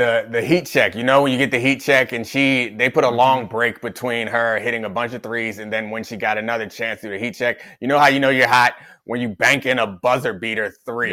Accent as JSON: {"language": "English", "town": "Randallstown", "region": "Maryland", "country": "United States", "tie": "born or raised there", "said": "my hometown, Randallstown, Maryland"}